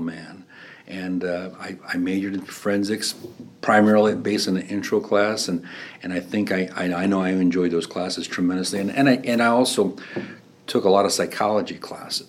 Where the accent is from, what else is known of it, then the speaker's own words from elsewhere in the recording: Griffith, Indiana, United States; moved away as an adult; also born or lived in East Chicago, Indiana / Bloomington, Indiana; my home in Griffith